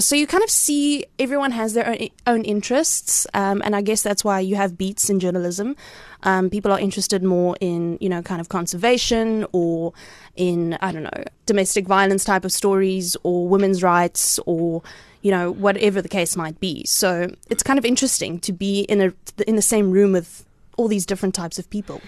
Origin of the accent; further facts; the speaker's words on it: Cradock, Eastern Cape, South Africa; moved away as an adult; also born or lived in Potchefstroom / Johannesburg; now in Port Elizabeth, South Africa; I grew up on a dairy farm there